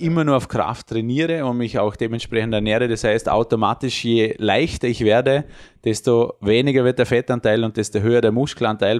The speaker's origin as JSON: {"language": "German", "region": "Vorarlberg", "country": "Austria", "said": "Bei uns in Vorarlberg"}